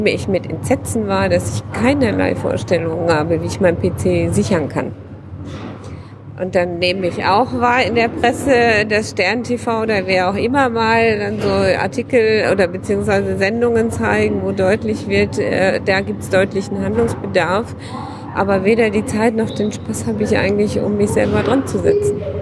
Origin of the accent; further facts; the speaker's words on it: Dortmund, North Rhine-Westphalia, Germany; Wir kommen ja aus Dortmund. In Dortmund haben wir es verpasst.